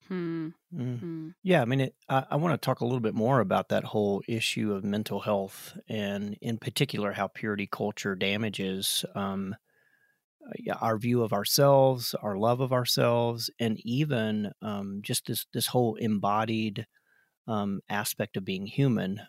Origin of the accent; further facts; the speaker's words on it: South Carolina, United States; we are both from South Carolina